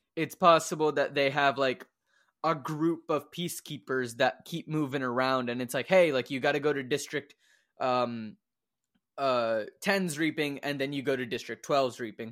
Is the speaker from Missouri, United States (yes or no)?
no; Louisville, Kentucky, United States; born or raised there